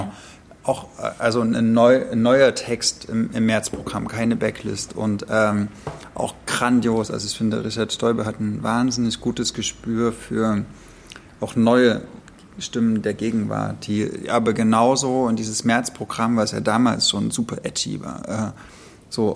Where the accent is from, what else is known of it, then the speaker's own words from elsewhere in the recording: East Germany, Germany; weil ich bin ja im Osten aufgewachsen oder im Osten geboren, meine Eltern äh, sind in der DDR geboren, nee, ich auch